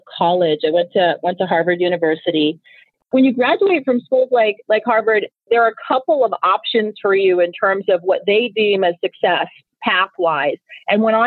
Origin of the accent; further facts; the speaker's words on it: Nigeria; first language Igbo; English is a second language; moved away; I'm originally from Nigeria. And I've always loved languages, and I speak my native tongue, which is Igbo